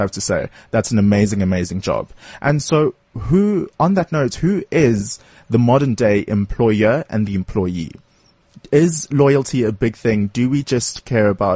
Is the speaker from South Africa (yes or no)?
yes; South Africa; as a South African